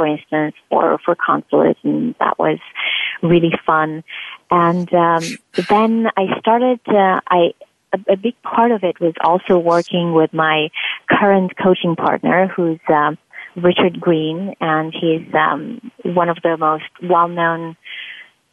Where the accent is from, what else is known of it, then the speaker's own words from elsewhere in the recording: Transylvania, Romania; moved away as an adult; now in United States; I'm originally from Romania and from Transylvania, actually, which most people find really interesting. And I came to this country because I had received several scholarships to go to grad school